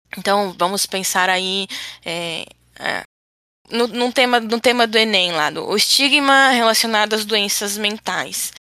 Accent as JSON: {"language": "Portuguese", "town": "Florianópolis", "region": "Santa Catarina", "country": "Brazil", "said": "a gente é aqui de Florianópolis"}